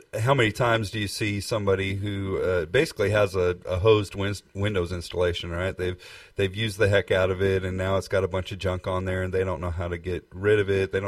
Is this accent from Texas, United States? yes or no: yes; Texas, United States; we're from Texas